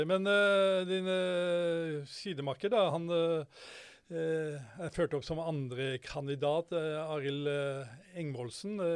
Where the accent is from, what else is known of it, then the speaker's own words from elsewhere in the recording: Halmstad, Østfold, Norway; på Halmstad, ja. Der jeg vokste opp.